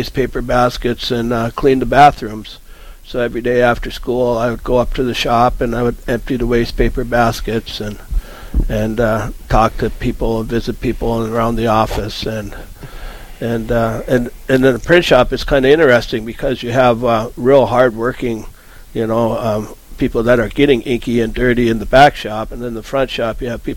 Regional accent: Grafton, North Dakota, United States; I was born and raised in Grafton, grew up in the family print shop, went away for a little bit, came back

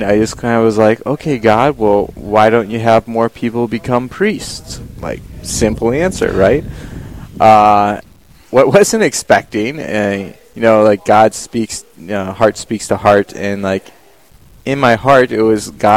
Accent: Orient, South Dakota, United States; I grew up just an hour southwest of Aberdeen, in a little town of Orient

